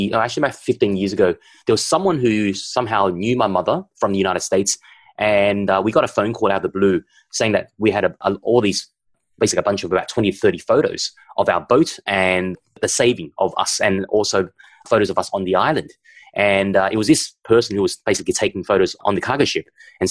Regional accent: Vietnam; moved away; I was born in Vietnam, but my background is Chinese because my grandfather was from China

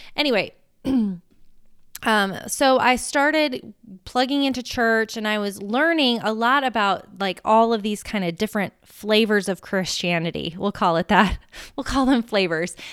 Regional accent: United States; I'm American

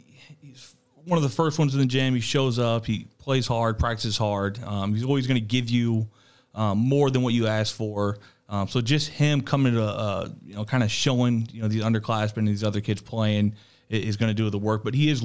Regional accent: Waterloo, Illinois, United States; Waterloo, Illinois.

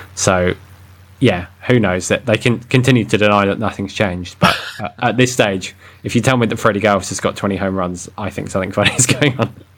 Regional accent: United Kingdom; I'm a British cliche

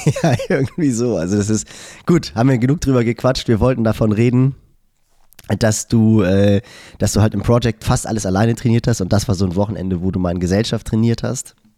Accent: Germany; ich bin ja im Norden von Hamburg aufgewachsen, im Hamburger Speckgürtel.

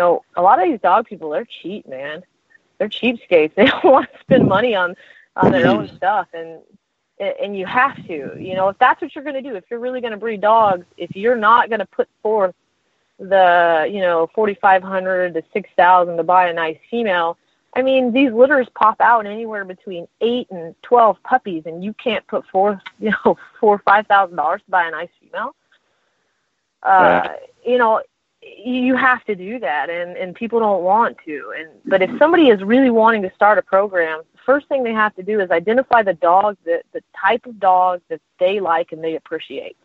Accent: Texas, United States; I'm Texan, so I'm going to say a lot of Dutch words, you know, the way that I say them

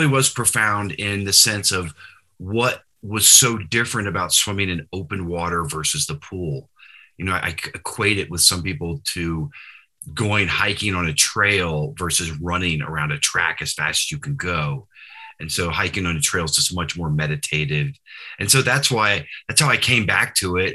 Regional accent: South Louisiana, United States; moved away; also born or lived in Boulder, Colorado; I started swimming at a very young age growing up in South Louisiana

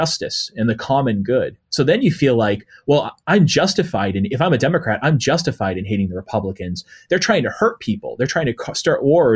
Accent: New England, United States; when I'm growing up in the New England area

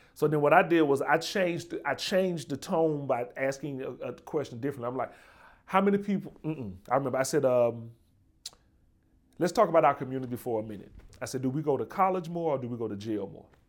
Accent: Birmingham, Alabama, United States; now in New Haven, United States; I'm from Birmingham, uh, Birmingham, Alabama

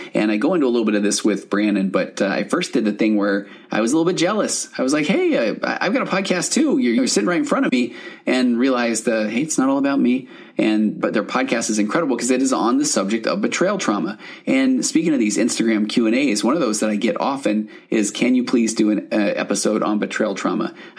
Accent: Highland, Utah, United States; Highland? So I grew up there.

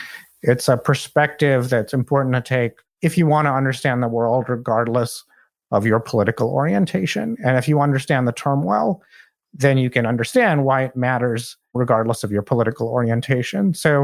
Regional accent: India; moved away as an adult; also born or lived in Saudi Arabia; now in United States; in Saudi Arabia for the first 10 years of my life because my father worked there, and then I lived in my home country of India for 8 years. And after that, I moved to the US for college.

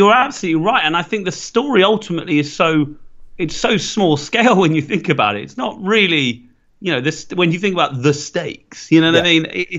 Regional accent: Ireland; and I'm Irish

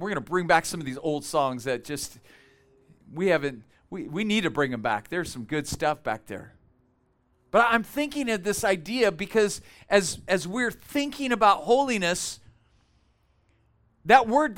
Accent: Bakersfield, California, United States; moved away as an adult; we are from Bakersfield. Tara and I were both born and raised there. We lived there many, many years.

